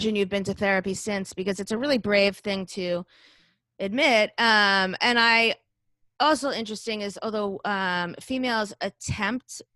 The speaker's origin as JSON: {"language": "English", "town": "Boca Raton", "region": "Florida", "country": "United States", "tie": "born or raised there", "moved": "yes", "lives_now": "Long Island, United States", "said": "I grew up in Boca Raton, Florida"}